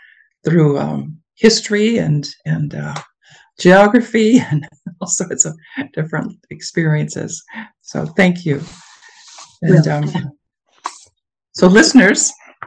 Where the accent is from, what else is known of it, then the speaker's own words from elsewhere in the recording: Western Minnesota, United States; growing up in Western Minnesota, rural Minnesota